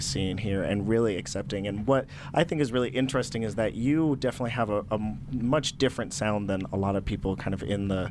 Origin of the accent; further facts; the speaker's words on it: Durango, Colorado, United States; I'm originally from Durango, Colorado, which is one of the more southern cities in Colorado.